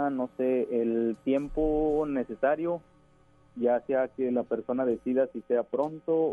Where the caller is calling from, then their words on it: Guadalupe, Mexico; Este, hablo de aquí de Guadalupe.